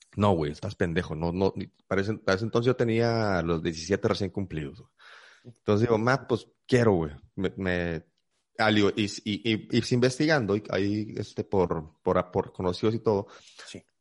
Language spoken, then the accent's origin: Spanish; Monterrey, Nuevo León, Mexico; also born or lived in San Luis Potosí, Mexico; Llegué aquí a la ciudad de Monterrey a los 8, casi 9 años este, de, edad. Yo nací en, la ciudad de San Luis Potosí